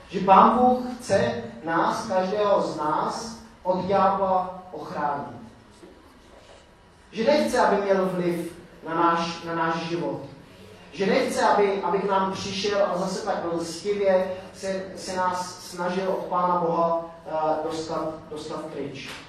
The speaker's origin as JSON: {"language": "Czech", "country": "Czechia"}